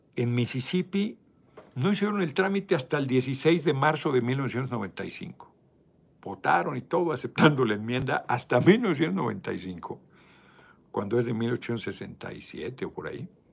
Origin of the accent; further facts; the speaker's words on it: Mexico; yo soy mexicano